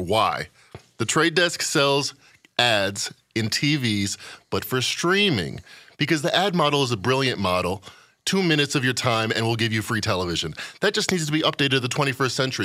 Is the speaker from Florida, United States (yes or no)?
no; Chicago, Illinois, United States; I'm from Chicago